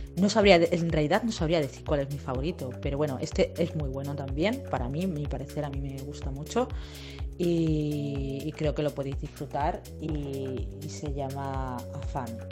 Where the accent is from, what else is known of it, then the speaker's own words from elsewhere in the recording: Campo de Criptana, Castilla-La Mancha, Spain; moved away; mi pueblo natal, eh, que es Capo de Criptanas, un pueblo de Ciudad Real